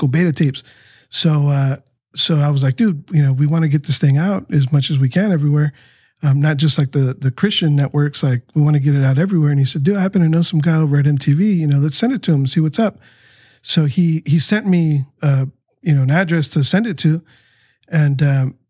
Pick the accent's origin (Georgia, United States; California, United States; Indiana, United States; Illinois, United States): California, United States; San Diego; also born or lived in Tijuana, Mexico; the street that we grew up on Maitland